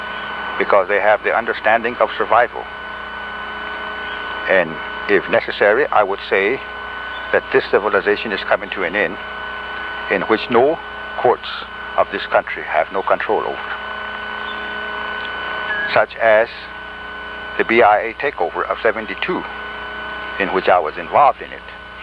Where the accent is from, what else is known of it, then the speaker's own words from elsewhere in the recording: United States; We're going to approach him as American Indians, having our culture, having our identity, having our spiritual beliefs as we have.